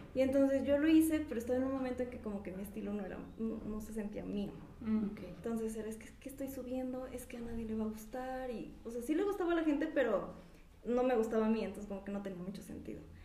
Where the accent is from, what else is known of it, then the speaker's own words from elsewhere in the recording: Pachuca, Hidalgo, Mexico; soy de aquí de Pachuca